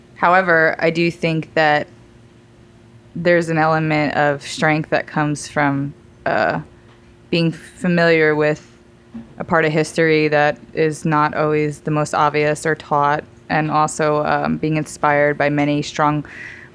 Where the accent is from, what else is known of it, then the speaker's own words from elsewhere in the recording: New York, United States; moved away as an adult; also born or lived in Arizona / Hawaii / London / San Francisco; I'm from New York